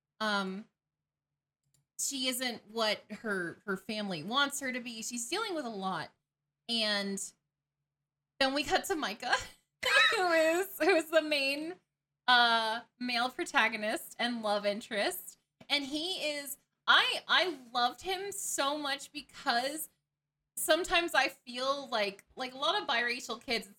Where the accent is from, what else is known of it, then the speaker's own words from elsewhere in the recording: Atlanta, Georgia, United States; growing up in Atlanta